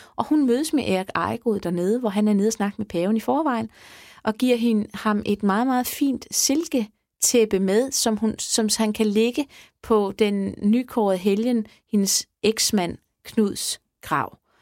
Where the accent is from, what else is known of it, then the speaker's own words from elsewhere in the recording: Sanderum, Southern Denmark, Denmark; Sanderum Kirke, jeg er fra Sanderum, så det er der, hvor jeg er, er blevet konfirmeret og gift og alting